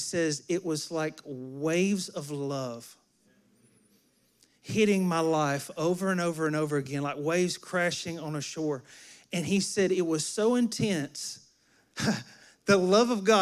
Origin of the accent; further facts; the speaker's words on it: near Enterprise, Alabama, United States; Enterprise, Alabama, nearby where my hometown is